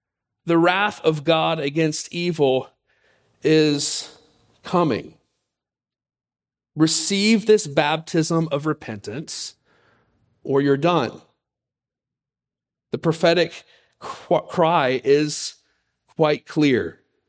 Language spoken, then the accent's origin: English; Pensacola, Florida, United States; For those who have heard our story, you know that I grew up in Pensacola, Florida. Spent my high school years there.